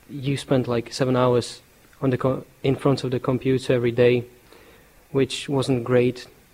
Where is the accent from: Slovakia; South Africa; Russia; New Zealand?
Slovakia; my country, which is Slovakia